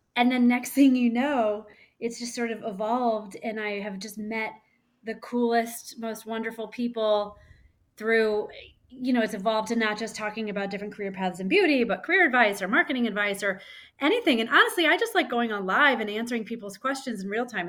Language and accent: English; Missouri, United States; I grew up in Missouri